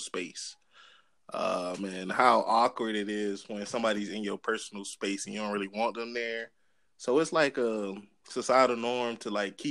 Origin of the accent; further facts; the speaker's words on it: Miami, Florida, United States; I'm from Miami, Florida, 305, where everything lies.